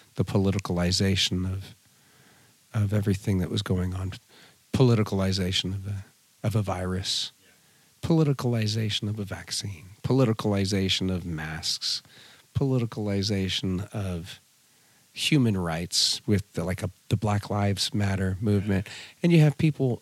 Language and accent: English; California, United States; also born or lived in Fontana, California; my parents moved us up to the mountains. And so I grew up in a very small mountain community, lived back on a dirt road